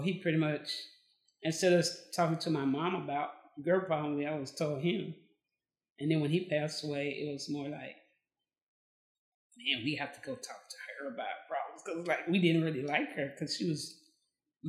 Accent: Amarillo, Texas, United States; now in Bryan, Texas, United States; I was born and raised in Amarillo, Texas, the Panhandle

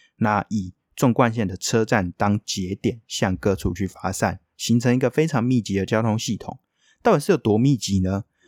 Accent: Taoyuan, Taiwan; 毕竟我桃园人

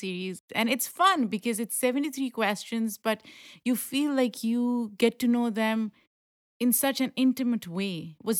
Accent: Lahore, Punjab, Pakistan; now in New York, United States; And now New York is home. Like, I've lived in the US for more than a decade, but in New York specifically 10 years.

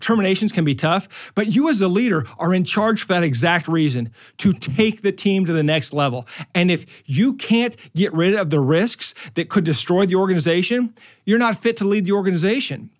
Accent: Omaha, Nebraska, United States; I'm from Omaha

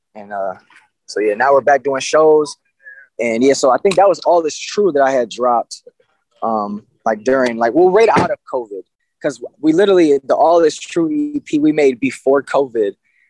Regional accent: Jamaica; Me being Jamaican. Jamaican is pronounced three, Tree.

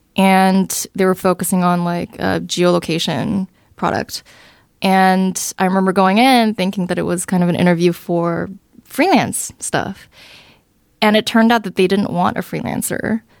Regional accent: Southern California, United States; also born or lived in Seoul, South Korea; I came here to California when I was around eight. Uh, and so I grew up in Southern California.

